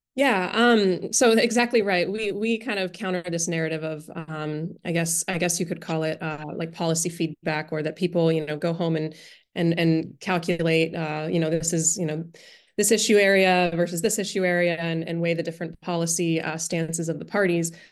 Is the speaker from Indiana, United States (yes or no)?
no; Pittsburgh, Pennsylvania, United States; moved away; growing up in Pittsburgh